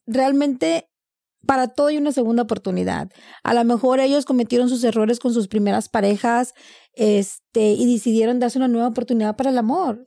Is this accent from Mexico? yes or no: yes; Reynosa, Tamaulipas, Mexico; now in United States; nací en Reynosa, Tamaulipas